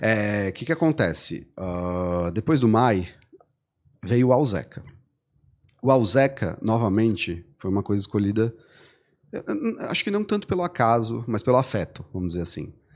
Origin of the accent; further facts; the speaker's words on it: Florianópolis, Santa Catarina, Brazil; eu sou manezinho também